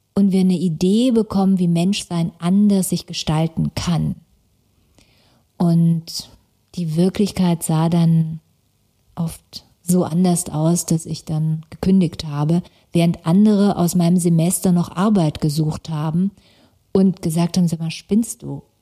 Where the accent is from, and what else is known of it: Stuttgart, Baden-Württemberg, Germany; born or raised there; also born or lived in Karlsruhe